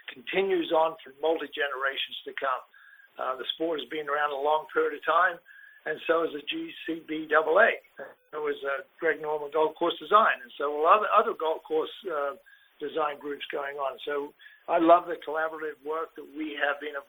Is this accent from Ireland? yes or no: no; Australia; now in United States; I grew up in Australia as a kid